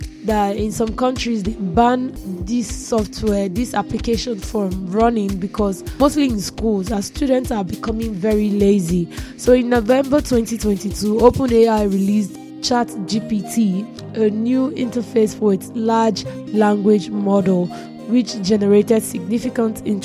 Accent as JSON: {"language": "English", "country": "Nigeria", "said": "I am a Nigerian"}